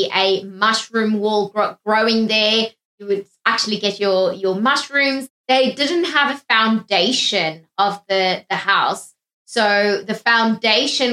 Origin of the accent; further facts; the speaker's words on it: South Africa; being South African